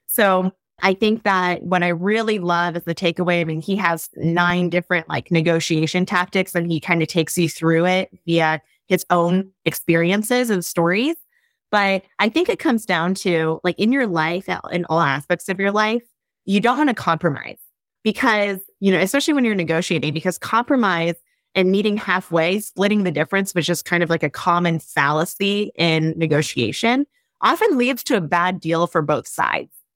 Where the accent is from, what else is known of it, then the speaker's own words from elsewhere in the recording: Ohio, United States; I grew up in Ohio.